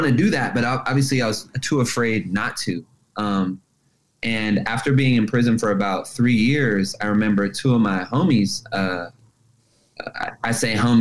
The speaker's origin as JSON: {"language": "English", "town": "Los Angeles", "region": "California", "country": "United States", "tie": "born or raised there", "said": "I grew up in Los Angeles."}